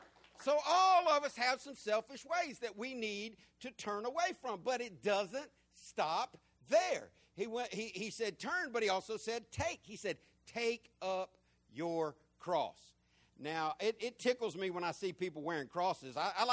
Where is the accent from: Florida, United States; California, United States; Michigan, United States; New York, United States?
Florida, United States; When I grew up in Florida, we had what our governor back then called old what? Old Sparky.